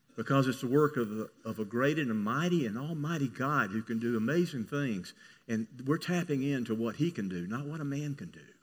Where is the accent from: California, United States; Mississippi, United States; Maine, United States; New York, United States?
Mississippi, United States; I grew up in Mississippi.